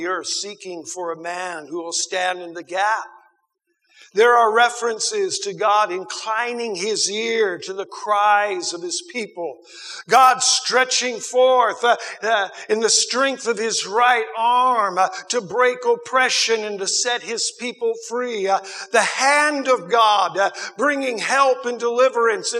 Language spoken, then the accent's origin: English; United States; I grew up in America